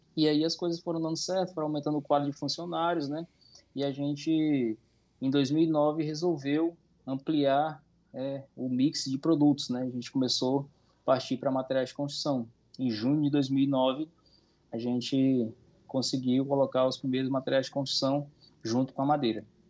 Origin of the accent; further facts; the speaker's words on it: Sobral, Ceará, Brazil; moved away as an adult; now in Roraima, Brazil; sou nascido no, na cidade de Sobral, Ceará